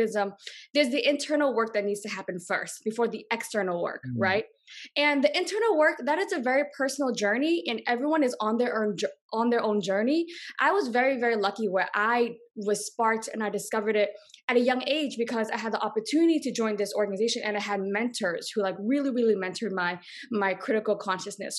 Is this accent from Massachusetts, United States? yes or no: yes; Boston, Massachusetts, United States; moved away as an adult; also born or lived in Los Angeles / Brooklyn, New York; I grew up in Boston. Yeah, I was born and raised in Boston.